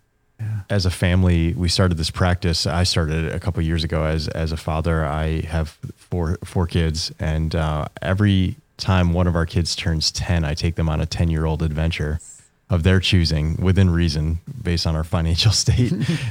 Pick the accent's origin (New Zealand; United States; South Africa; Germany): United States; outside New York City; I grew up outside New York City